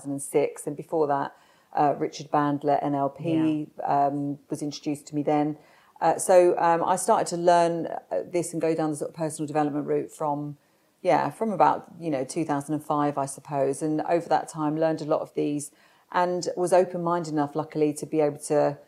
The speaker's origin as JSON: {"language": "English", "region": "London", "country": "United Kingdom", "tie": "born or raised there", "said": "I was born in South London and to a normal family."}